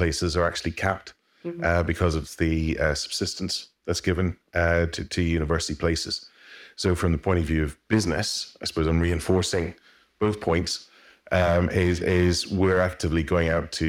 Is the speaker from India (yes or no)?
no; Belfast, Northern Ireland, United Kingdom; So I'm from Belfast, Northern Ireland.